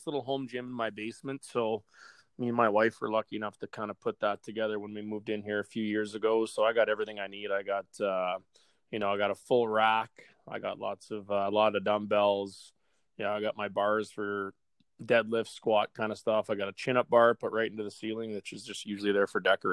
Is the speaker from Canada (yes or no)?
yes; Regina, Saskatchewan, Canada; moved away; also born or lived in Vancouver; I played hockey my whole life growing up in Regina